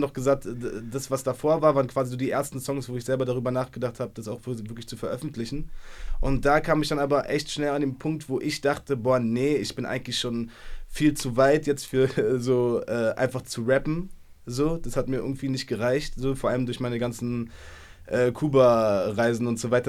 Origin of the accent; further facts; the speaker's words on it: Berlin, Germany; so mit 15, 16, so als Berliner Junge, keine Ahnung, so in Schöneberg auf der Schule